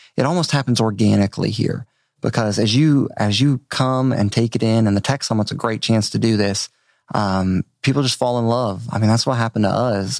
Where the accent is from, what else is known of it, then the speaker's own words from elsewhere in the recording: Maryland, United States; moved away as an adult; also born or lived in Richmond, Virginia / Outer Banks, North Carolina / upstate New York; now in Bentonville, United States; I grew up on the East Coast. Uh, Maryland is home